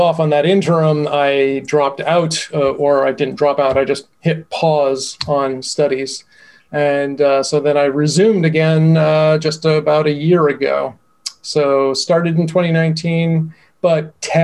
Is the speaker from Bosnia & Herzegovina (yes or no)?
no; Boston, Massachusetts, United States; I'm from Boston